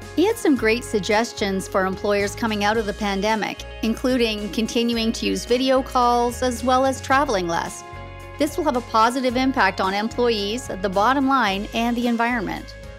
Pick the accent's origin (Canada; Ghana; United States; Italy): Canada; here in Canada. We often forget how lucky we are just simply to have been born here